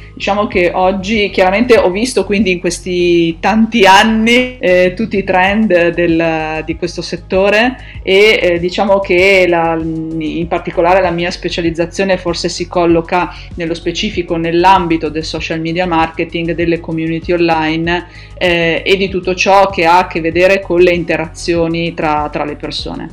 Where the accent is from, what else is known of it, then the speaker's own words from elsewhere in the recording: Milan, Lombardy, Italy; sono di Milano